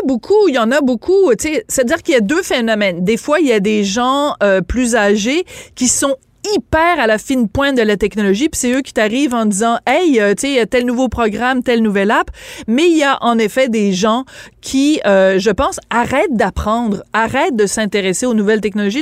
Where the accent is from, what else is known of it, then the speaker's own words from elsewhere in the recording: France; accent: French (from France); now in Quebec, Canada; mon accent français